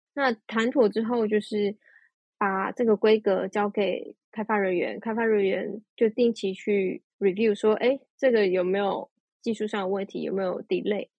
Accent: Taiwan; moved away as an adult; also born or lived in Netherlands; 我回到台湾，我选择回到台湾

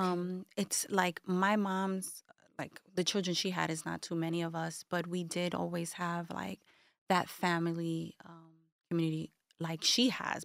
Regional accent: New York City, New York, United States; Bushwick, Brooklyn, born and raised

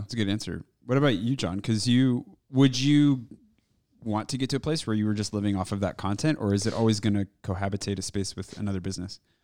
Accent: United States; moved away as an adult; now in Paris, France; I am an American YouTuber and sci-fi fantasy writer who's lived in Paris for the better part of the last three years

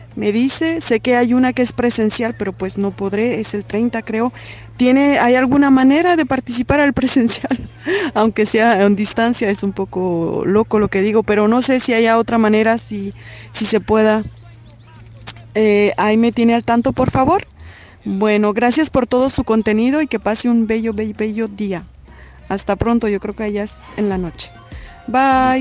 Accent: Mexico; now in France; vivo en Francia, soy mexicana

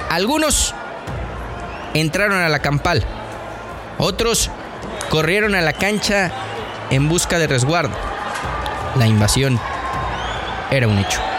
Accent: Querétaro, Mexico; born there; queretano de nacimiento. Conozco las entrañas del Estadio Corregidora al que visitaba desde niño.

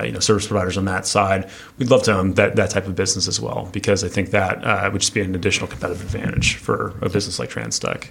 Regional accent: Detroit, Michigan, United States; also born or lived in Nashville, Tennessee; I'm from Detroit originally

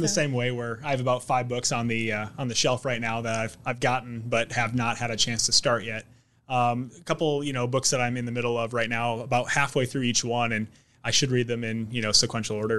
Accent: South Dakota, United States; now in Omaha, United States; where I grew up in South Dakota

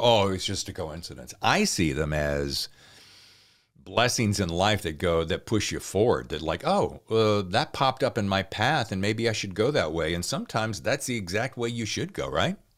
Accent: the South, United States; moved away; I'm from the South originally

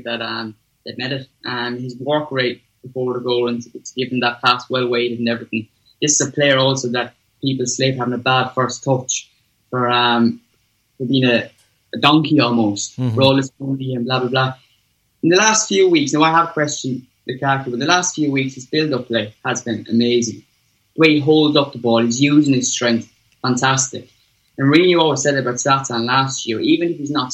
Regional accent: Ireland; I grew up here in Ireland.

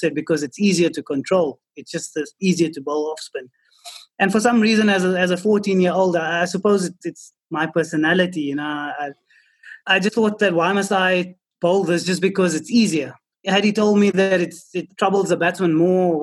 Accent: South Africa; growing up in South Africa

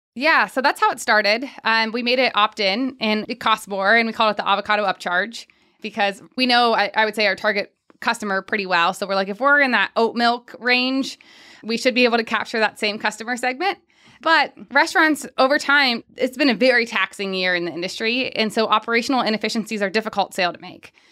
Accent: Pickerington, Ohio, United States; moved away; I'm from Pickerington

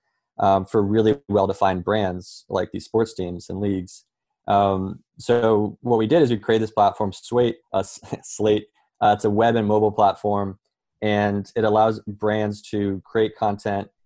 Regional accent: Colorado, United States; moved away as an adult; now in New York, United States; I'm from Colorado, but I've been here in New York for around 5 years now.

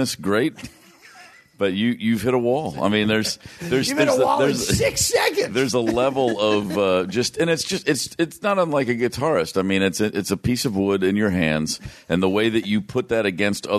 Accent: Hopkinsville, Kentucky, United States; moved away as an adult; also born or lived in Atlanta; my hometown of Hopkinsville, Kentucky

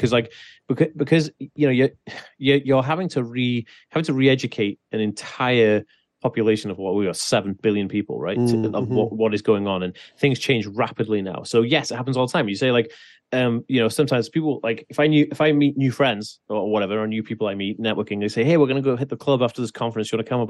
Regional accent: Wales, United Kingdom; So I grew up in Wales, and Wales in the 1980s, fucking rural as shit.

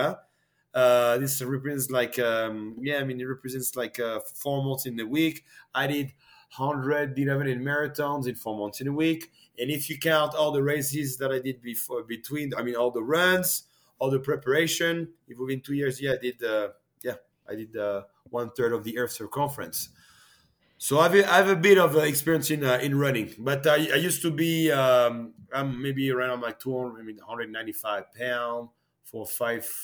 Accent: France; also born or lived in Canada; now in Switzerland; when I came to Canada, like in 2004, 2005, I was from France originally

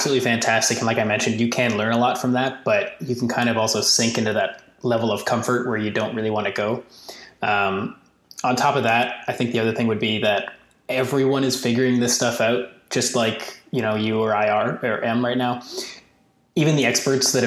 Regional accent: Canada; as a Canadian

